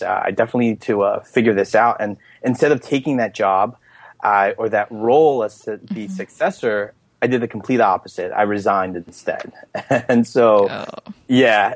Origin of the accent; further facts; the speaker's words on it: Elizabeth, New Jersey, United States; I grew up in Elizabeth, New Jersey, which is the the fourth largest city